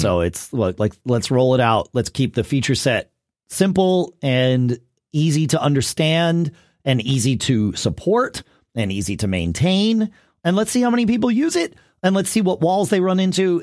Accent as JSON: {"language": "English", "region": "New England", "country": "United States", "tie": "born or raised there", "also_born_or_lived": "Texas", "moved": "yes", "said": "growing up in New England"}